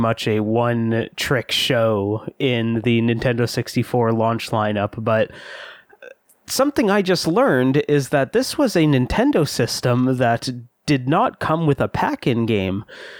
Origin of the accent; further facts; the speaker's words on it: Canada; And I'm Canadian